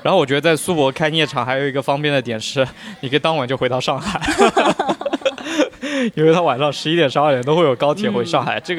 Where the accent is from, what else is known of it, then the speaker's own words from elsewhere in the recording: Huzhou, Zhejiang, China; accent: Huzhou dialect; 我给家里打电话，他们就会说你们湖州人讲话怎么这么娘啊？啊，就是我的方言很软很娘。